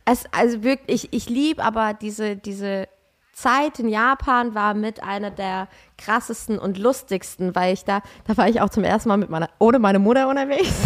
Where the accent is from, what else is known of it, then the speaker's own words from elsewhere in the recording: Aschaffenburg, Bavaria, Germany; ich komme doch aus Aschaffenburg